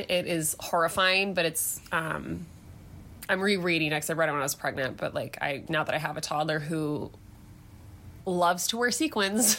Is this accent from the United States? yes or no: yes; southeastern Michigan, United States; I was born and raised in southeastern Michigan